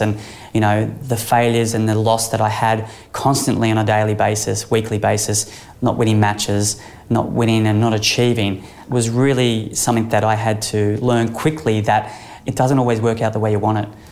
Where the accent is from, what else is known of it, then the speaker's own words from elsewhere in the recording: Sunshine Coast, Queensland, Australia; growing up on the Sunshine Coast